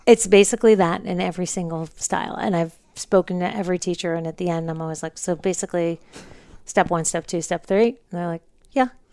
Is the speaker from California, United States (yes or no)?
no; New Jersey, United States; moved away as an adult; also born or lived in Manhattan, New York; now in Los Angeles, United States; I was born in Manhattan, grew up in New Jersey